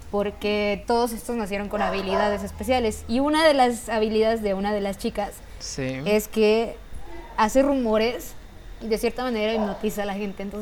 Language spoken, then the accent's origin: Spanish; Mexico